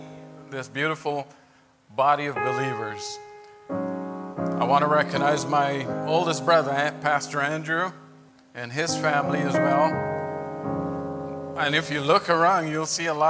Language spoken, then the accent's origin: English; Guyana; now in United States; I grew up in Guyana